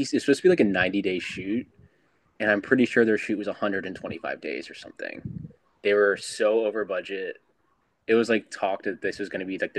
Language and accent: English; Philadelphia, Pennsylvania, United States; moved away; Yeah, I'm originally from the Philly area, so I used to go to the Jersey Shore all the time.